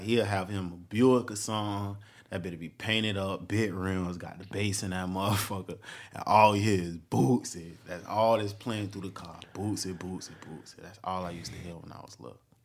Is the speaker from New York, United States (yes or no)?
no; Jacksonville, Florida, United States; I'm from Jacksonville, Florida, north side of Jacksonville, Dons Avenue